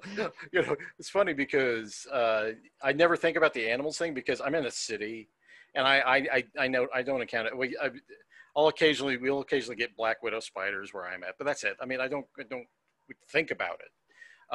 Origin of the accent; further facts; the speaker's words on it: United States; as an American